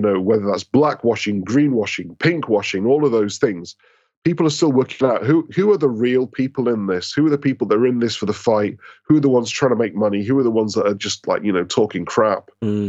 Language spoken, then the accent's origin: English; Scotland, United Kingdom; now in London, United Kingdom; Sorry, I'm Scottish, so I'm trying to claim success because we're crap at football.